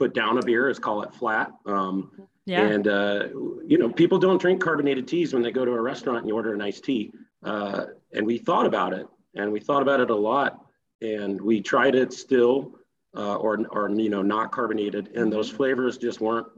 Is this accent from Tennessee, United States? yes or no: yes; Tennessee, United States; also born or lived in Chicago; now in California, United States; I'm originally from Tennessee